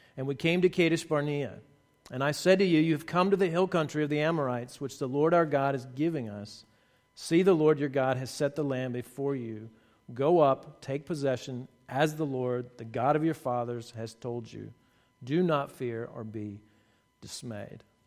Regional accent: Somerville, Texas, United States; moved away; I'm from Texas originally, and I played football, and my dad was my football coach

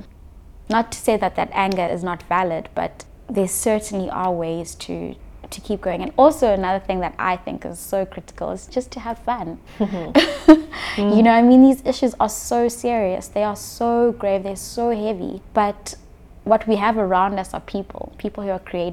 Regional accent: South Africa; being a South African

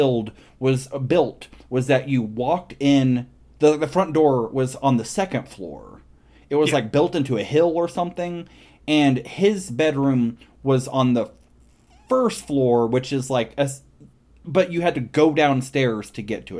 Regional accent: Midwest, United States; growing up in the Midwest with a bunch of dumb kids

